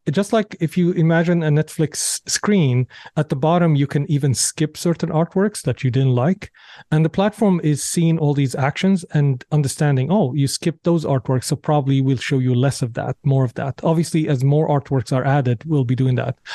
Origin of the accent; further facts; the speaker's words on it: Damascus, Damascus Governorate, Syria; moved away; growing up in Syria, in Syria, people are very, very well read